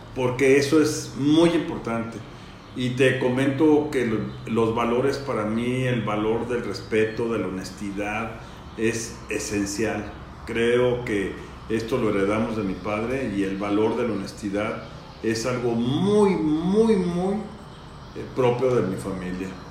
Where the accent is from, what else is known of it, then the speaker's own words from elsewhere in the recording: Morelia, Michoacán, Mexico; nací aquí en Morelia, mi vida la he desarrollado tanto en la época de estudiante como profesionalmente en mi ciudad, en Morelia